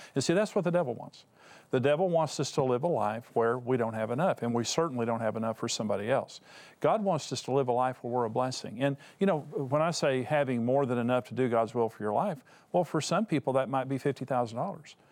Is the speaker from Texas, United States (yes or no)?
yes; West Texas, United States; I come from West Texas and a bunch of smart farmers out there.